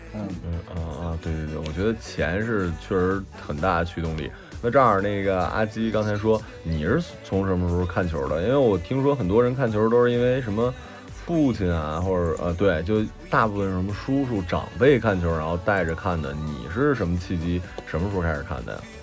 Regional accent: Jilin, China; moved away; also born or lived in Shanghai; 我，我作为一个吉林人

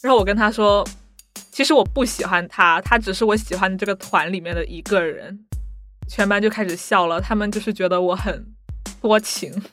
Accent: Hong Kong; 我来自香港

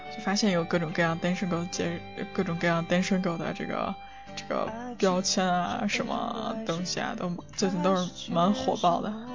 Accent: northern China, China; moved away; 作为一个北方人，我不怎么能吃辣的

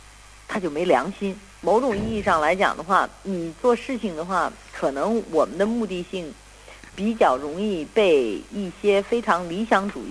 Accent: United States; 作为我们在七十年代美国长大的孩子的话呢，都会有一点这种嬉皮的因素在里头。

